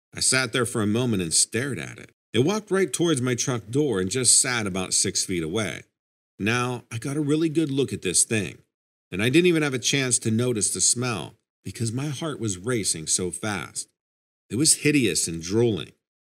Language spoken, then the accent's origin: English; Albany, New York, United States; I was born and raised in Albany, New York, and have always been curious about nature and animals.